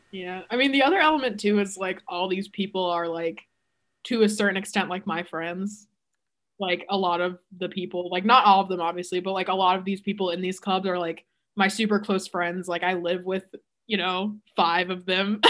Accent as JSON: {"language": "English", "region": "Texas", "country": "United States", "said": "I am from Texas"}